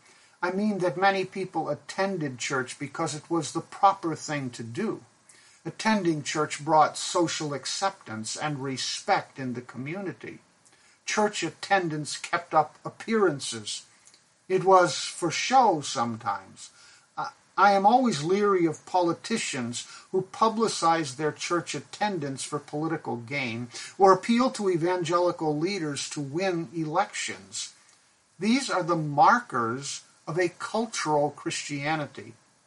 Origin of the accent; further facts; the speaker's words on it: Pakistan; I grew up in Pakistan, and the Shiite Muslims have a religious ritual called the Festival of Ashura